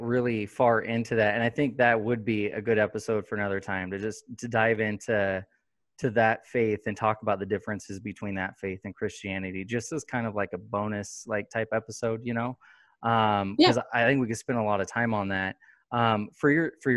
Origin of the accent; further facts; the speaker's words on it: Sacramento, California, United States; moved away as an adult; also born or lived in Gardnerville, Nevada; now in Fernley, United States; we're from Sacramento. And then about, 5 years ago, we moved to Gardnerville. And then last year we moved to Fernley.